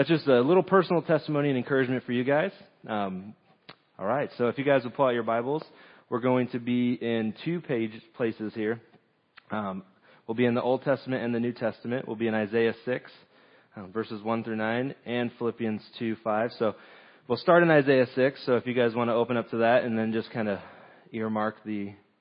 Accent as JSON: {"language": "English", "region": "Southern California", "country": "United States", "moved": "yes", "said": "I'm originally from Southern California"}